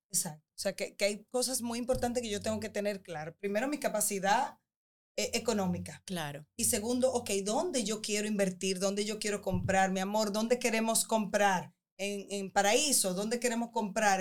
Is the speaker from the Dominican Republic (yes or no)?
yes; Dominican Republic; nosotros como dominicanos